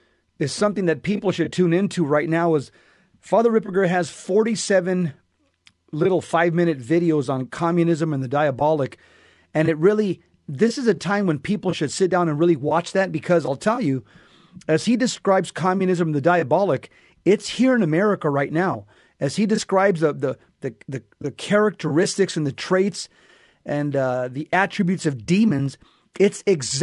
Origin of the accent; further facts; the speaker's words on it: Los Angeles, California, United States; because I came from Los Angeles, there were six sub-dioceses within the archdiocese